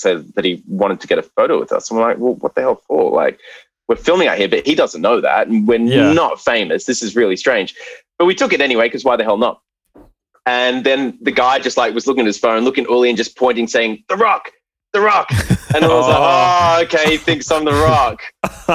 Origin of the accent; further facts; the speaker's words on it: Brisbane, Queensland, Australia; I was from Brisbane